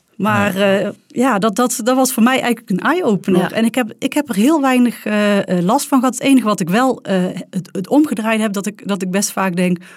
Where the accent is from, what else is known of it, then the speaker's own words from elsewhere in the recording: North Brabant, Netherlands; accent: Brabants; mijn prachtige Brabants accent